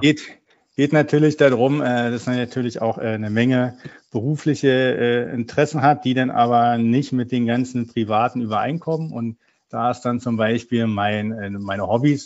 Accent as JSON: {"language": "German", "region": "Berlin", "country": "Germany", "tie": "born or raised there", "said": "Ja, ich bin ein gebürtiger Berliner, bin dort aufgewachsen."}